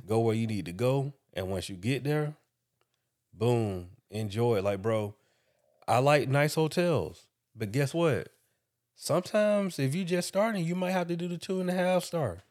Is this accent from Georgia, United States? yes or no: yes; Macon, Georgia, United States; moved away as an adult; also born or lived in Atlanta, Georgia; Making Georgia is an hour away from, from Atlanta, for anybody that don't know that. And that's where I was raised